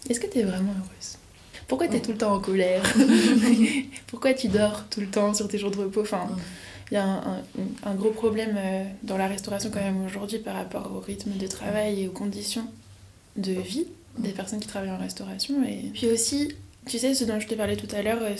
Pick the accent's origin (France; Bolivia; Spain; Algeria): France; Lyon, Auvergne-Rhône-Alpes; also born or lived in Paris; le dernier stage, je l'ai fait sur Lyon pour revenir à Lyon, parce que moi je suis lyonnaise.